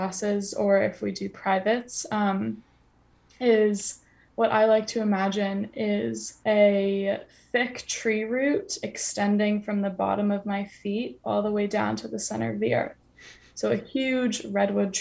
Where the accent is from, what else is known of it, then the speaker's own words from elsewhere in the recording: United States; moved away as an adult; now in London, United Kingdom; being American